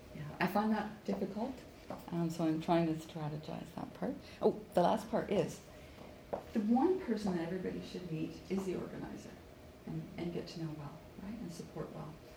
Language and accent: English; Williams Lake, British Columbia, Canada; moved away; also born or lived in Vancouver; my hometown of Williams Lake